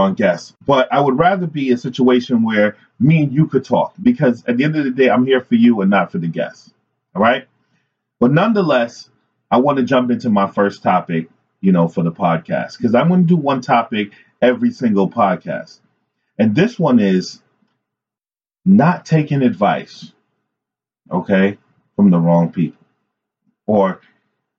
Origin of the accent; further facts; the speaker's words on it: New York City, New York, United States; I grew up in New York City